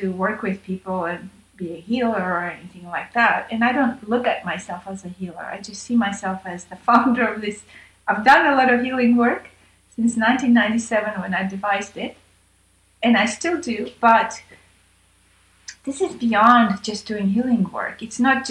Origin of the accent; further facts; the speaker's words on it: Armenia; moved away; I was born in Armenia and had that different kind of a training